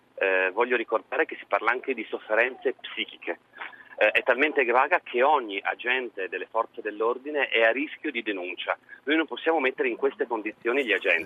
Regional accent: Trieste, Friuli-Venezia Giulia, Italy; io l'ho vissuta sulla nostra pelle da triestino

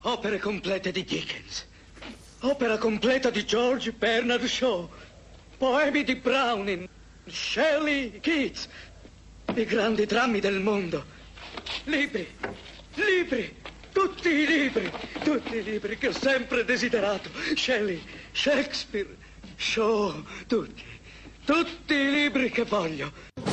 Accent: Brosso, Piedmont, Italy; ho avuto la fortuna di nascere in Val Chiusella, di vivere a Brosso, in un paese in cui la mia famiglia affonda le sue radici

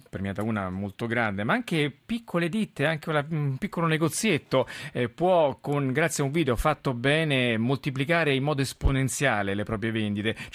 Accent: Messina, Sicily, Italy; born there; sono nato a Messina 31 anni fa

